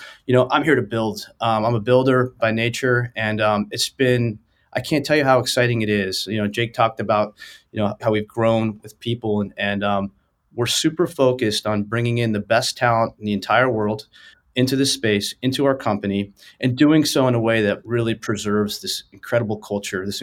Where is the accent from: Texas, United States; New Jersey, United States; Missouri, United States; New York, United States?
New Jersey, United States; I grew up in New Jersey